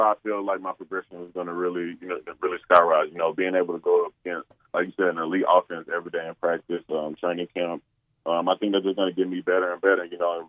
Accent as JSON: {"language": "English", "town": "England", "region": "Arkansas", "country": "United States", "said": "no, I swear I'm from England. You know, and then, you know, eventually I'll go, nah, England, Arkansas."}